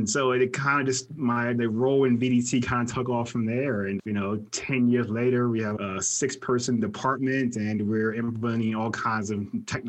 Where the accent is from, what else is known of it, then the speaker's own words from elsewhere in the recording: East Coast, United States; now in Las Vegas, United States; I'm originally from the East Coast and migrated west to get away from the snow and the cold.